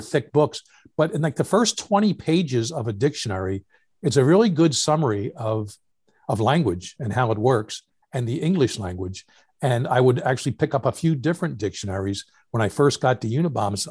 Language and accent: English; Philadelphia, Pennsylvania, United States; also born or lived in New York City; growing up in Philly